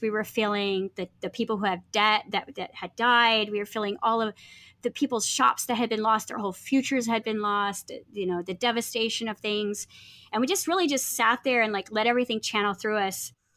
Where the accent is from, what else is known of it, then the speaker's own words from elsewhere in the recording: California, United States; moved away; I grew up in California, and, you know, my family didn't have any money, and so we lived really close to Compton